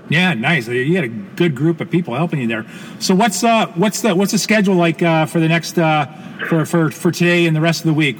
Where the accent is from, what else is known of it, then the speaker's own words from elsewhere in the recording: Canada; as a Canadian homeboy